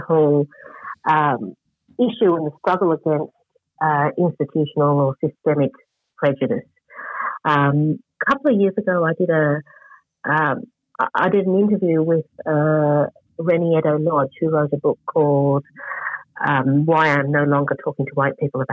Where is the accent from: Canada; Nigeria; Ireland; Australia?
Australia; growing up in Australia